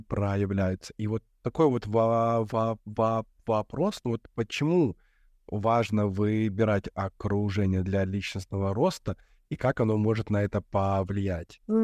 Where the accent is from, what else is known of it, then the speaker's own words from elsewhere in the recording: Belarus; moved away; also born or lived in Europe; мы с тобой из Беларуси